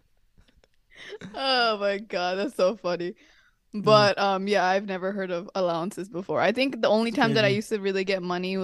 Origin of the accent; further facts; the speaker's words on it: United States; we grew up in America